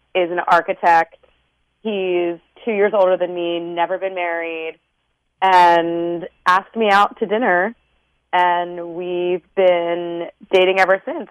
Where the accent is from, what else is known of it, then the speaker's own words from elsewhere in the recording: Maryland, United States; moved away; we're both from Maryland